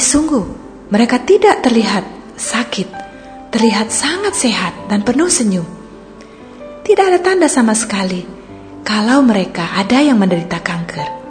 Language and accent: Indonesian; Bali, Indonesia; now in Pangkal Pinang, Indonesia; saya waktu SMA di Bali